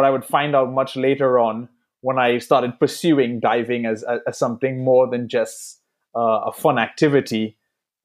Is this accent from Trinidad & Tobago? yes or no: yes; Trinidad & Tobago; growing up in Trinidad